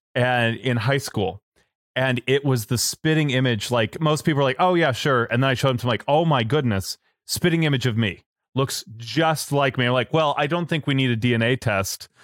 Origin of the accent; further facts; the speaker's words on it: United States; I'm definitely American mutt